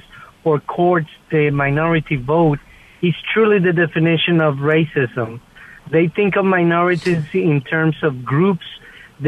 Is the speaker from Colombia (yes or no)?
yes; Colombia; now in Moonachie, United States; I'm originally from Colombia.